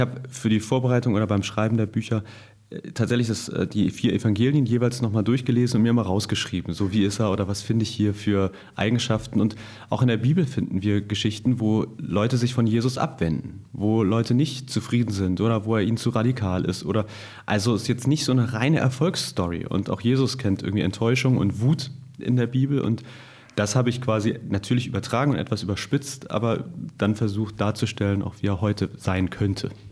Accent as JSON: {"language": "German", "region": "Hamburg", "country": "Germany", "said": "Auch aus Hamburg eigentlich aus dem Westen Hamburgs"}